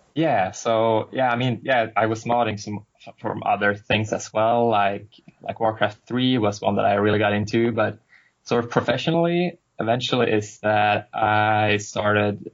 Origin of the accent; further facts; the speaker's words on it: Sweden; now in Boston, United States; I'm from Sweden originally, currently right. living in Boston, Boston for a while